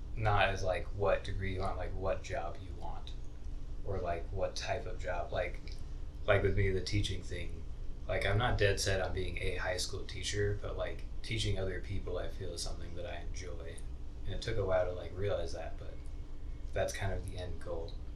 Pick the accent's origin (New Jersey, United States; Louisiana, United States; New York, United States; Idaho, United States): Idaho, United States; moved away as an adult; I moved here from Idaho. I went to high school in Idaho.